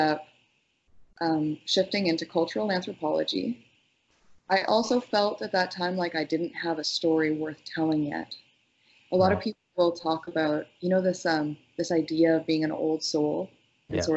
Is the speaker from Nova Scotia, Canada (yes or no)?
no; Northern Ontario, Canada; I grew up in Northern Ontario, and I spent my youth essentially unsupervised outside in the forest.